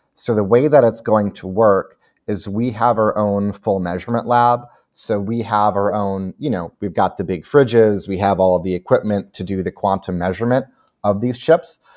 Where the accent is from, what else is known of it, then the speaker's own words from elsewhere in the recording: Chicago, Illinois, United States; moved away; I'm from Chicago originally